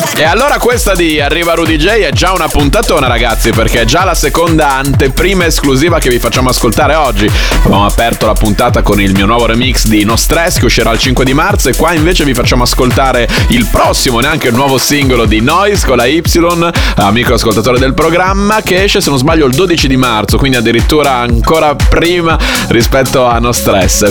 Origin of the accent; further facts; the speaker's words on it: Bologna, Emilia-Romagna, Italy; bolognese come me